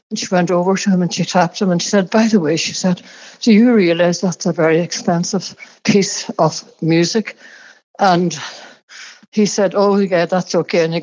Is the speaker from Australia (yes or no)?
no; Ulster, Ireland; I think St. Brigid's Day was a big day where where I came from in Donegal. I was from McGilthorpe